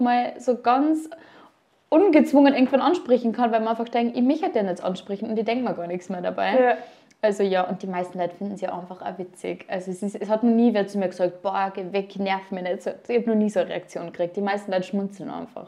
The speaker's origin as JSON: {"language": "German", "region": "Upper Austria", "country": "Austria", "moved": "yes", "lives_now": "Vienna, Austria", "said": "Ich komme ursprünglich aus Oberösterreich"}